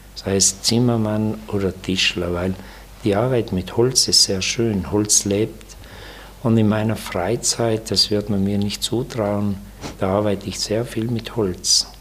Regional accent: South Tyrol, Trentino-Alto Adige, Italy; bei uns in Südtirol

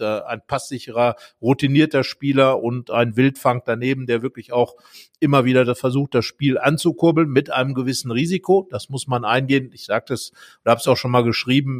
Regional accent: West Germany, Germany; ich bin in einer Region groß geworden in Westdeutschland

